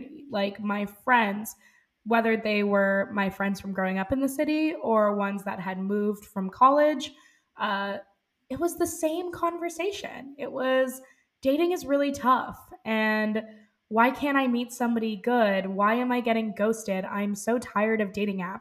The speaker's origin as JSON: {"language": "English", "town": "New York City", "region": "New York", "country": "United States", "tie": "born or raised there", "said": "I'm 25 years old, born and raised in New York City"}